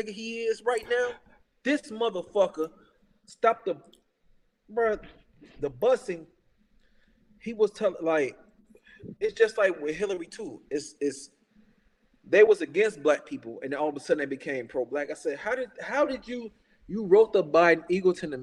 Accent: Chicago, Illinois, United States; I'm from Chicago

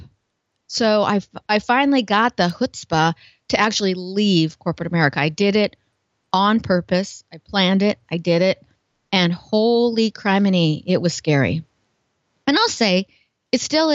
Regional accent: Portland, United States; I'm from Portland, kind of a hippie, kind of creative.

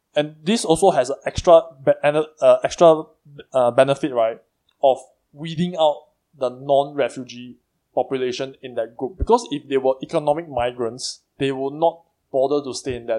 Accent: Singapore

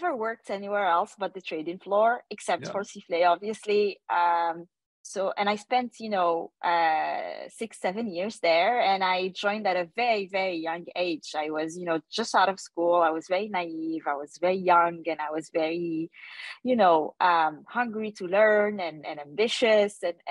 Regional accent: Paris, Île-de-France, France; moved away as an adult; also born or lived in Asia; I grew up in Paris

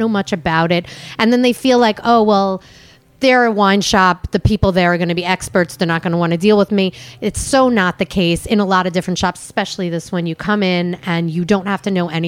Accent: New York City, New York, United States; moved away as an adult; also born or lived in Long Island / Atlanta; now in Orlando, United States; I was born in Manhattan, but I was raised in Brooklyn and then later on moved to Long Island.

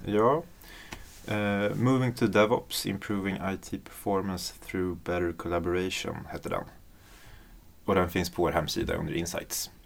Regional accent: Uppsala, Uppsala County, Sweden; moved away; Jag ska vara hemma i Uppsala och hänga med familjen

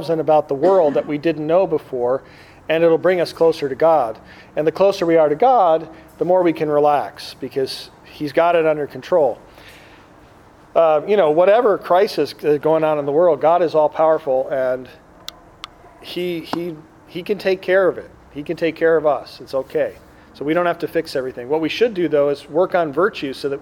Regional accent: Green Bay, Wisconsin, United States; now in Chicago, United States; I grew up in Wisconsin, but my dad's from Chicago

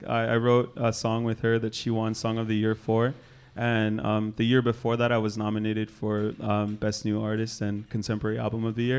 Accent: Oahu, Molokai, Hawaii, United States; I grew up all over on Oahu, but then I also grew up on Molokai with my grandma after she adopted me.

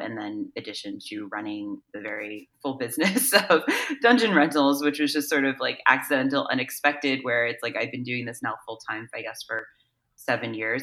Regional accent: East Coast, United States; moved away as an adult; also born or lived in New York; now in Los Angeles, United States; I'm originally from the East Coast actually, so I went to school in New York and I lived there in the city

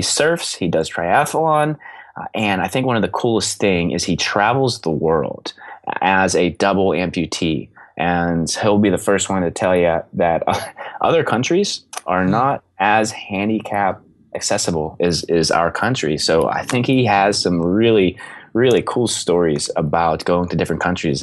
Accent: Belle Vernon, Pennsylvania, United States; moved away; my hometown, Belvern in Pennsylvania

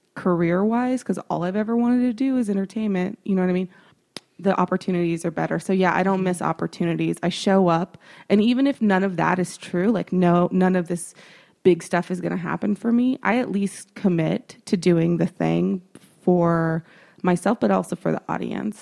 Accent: Texas, United States; I'm a woman, I'm from Texas

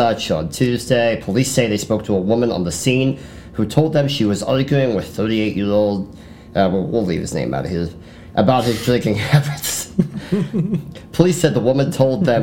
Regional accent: Bedford, Pennsylvania, United States; I'm from Bedford, which is in central PA

